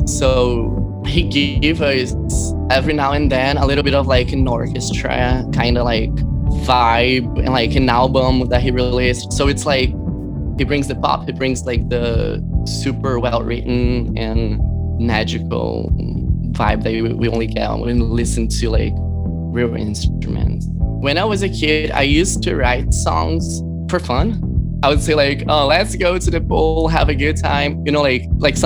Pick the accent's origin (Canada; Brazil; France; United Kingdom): Brazil; now in Los Angeles, United States; I was born in Brazil